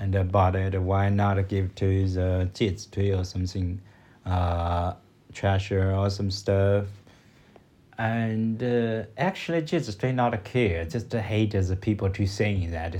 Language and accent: English; China; English is a second language; from China